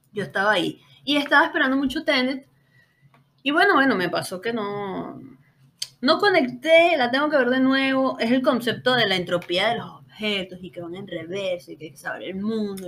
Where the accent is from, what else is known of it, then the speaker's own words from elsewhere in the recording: Caracas, Capital District, Venezuela; yo soy de Caracas, Venezuela